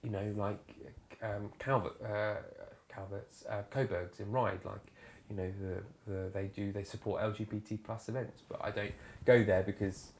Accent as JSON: {"language": "English", "area": "Isle of Wight", "region": "South East England", "country": "United Kingdom", "tie": "born or raised there", "also_born_or_lived": "Winchester", "said": "I grew up on the Isle of Wight in a very rural area."}